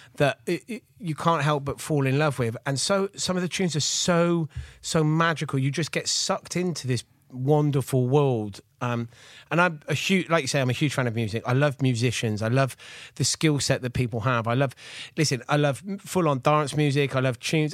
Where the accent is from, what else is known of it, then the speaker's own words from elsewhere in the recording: Gloucester, South West England, United Kingdom; I'm from Gloucester, and I grew up in the eighties